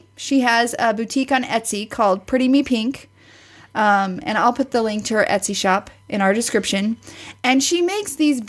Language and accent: English; Missouri, United States; which I'm from Missouri.